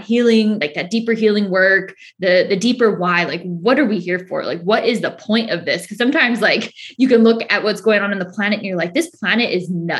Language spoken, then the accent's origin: English; Northern California, United States; moved away as an adult; now in Southern California, United States; I was originally from Northern California, moved to Southern California